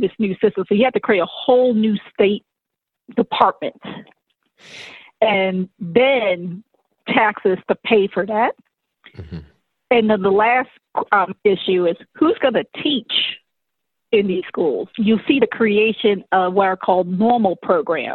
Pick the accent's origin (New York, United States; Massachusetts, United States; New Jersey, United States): Massachusetts, United States; Boston; as a native Bostonian, I'm sorry, Dedham